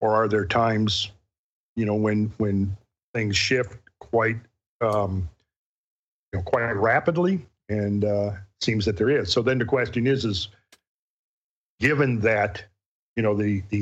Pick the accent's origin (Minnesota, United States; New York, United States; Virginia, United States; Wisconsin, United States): Minnesota, United States; growing up in Minnesota, right where we lived was near the margin of the great ice sheet